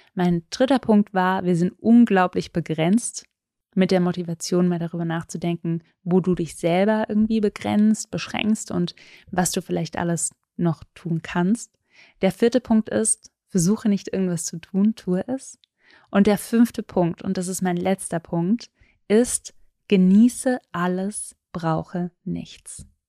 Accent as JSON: {"language": "German", "region": "Southern Germany", "country": "Germany", "tie": "born or raised there", "said": "Ich bin in Süddeutschland aufgewachsen"}